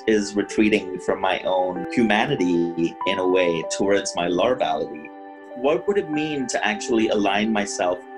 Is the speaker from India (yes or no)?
yes; India; moved away as an adult; also born or lived in Pittsburgh, United States; now in United States; I grew up in India